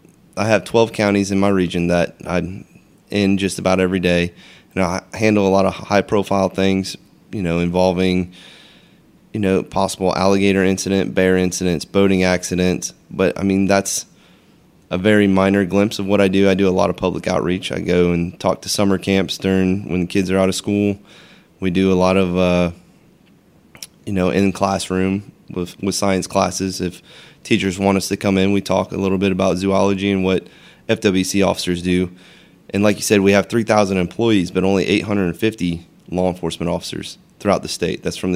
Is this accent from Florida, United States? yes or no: yes; DeLand, Florida, United States; I grew up in DeLand, went to DeLand High, you know, so not too far away from here.